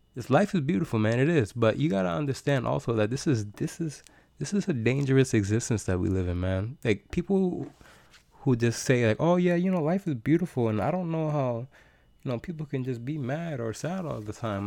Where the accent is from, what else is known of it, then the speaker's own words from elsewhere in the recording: United States; I am American in America